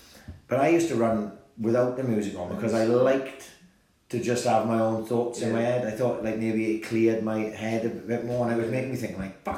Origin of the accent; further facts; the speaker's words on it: Wales, United Kingdom; And I'm Welsh.